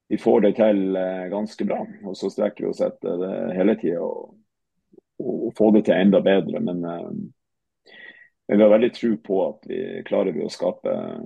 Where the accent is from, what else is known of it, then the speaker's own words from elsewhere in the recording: Tromsø, Troms, Norway; also born or lived in Haugesund / Hamar; jeg er fra Tromsø. Eh, født og, og oppvokst.